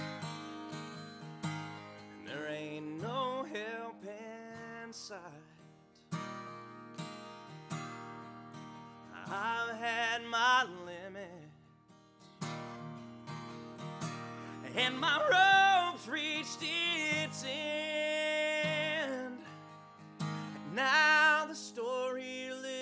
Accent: Ashland, Kentucky, United States; I'm from Ashland, Kentucky

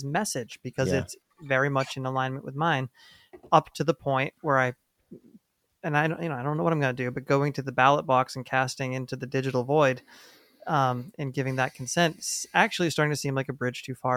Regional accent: New Hampshire, United States; now in New York, United States; I'm from New Hampshire.

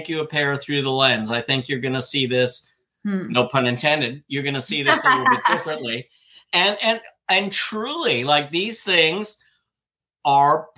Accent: Old Bridge, New Jersey, United States; I grew up in Old Bridge

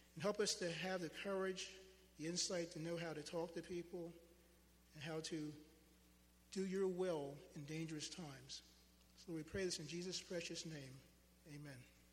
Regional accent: United States

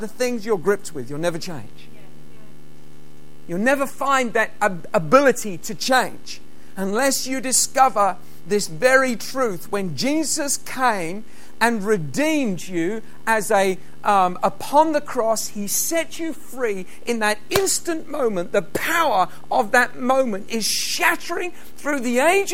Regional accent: England, United Kingdom; now in Scotland, United Kingdom; I'm English

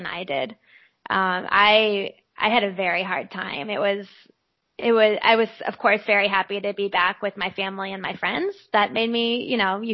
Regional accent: Midwest, United States; also born or lived in Austria; here in America, and definitely here in the Midwest

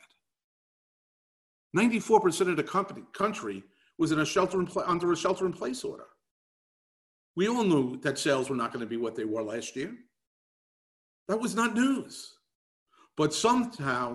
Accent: New York City, New York, United States; I grew up in New York City

